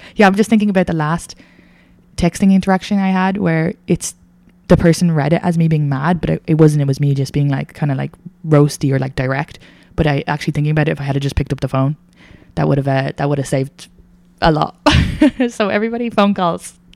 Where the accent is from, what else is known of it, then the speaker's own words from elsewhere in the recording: Ireland; I'm Irish